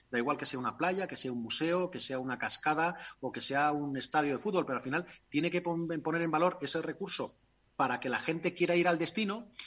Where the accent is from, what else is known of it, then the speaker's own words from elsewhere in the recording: Castile, Spain; nos entendemos porque ella es tailandesa y yo soy castellano y no tenemos ni papa